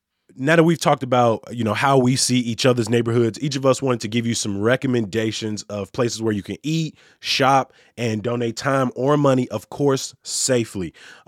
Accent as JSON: {"language": "English", "town": "Chicago", "region": "Illinois", "country": "United States", "tie": "born or raised there", "said": "If I grew up in Gresham, Lakeview felt like the complete opposite side of town, because I used to just think of it as where the Cubs play."}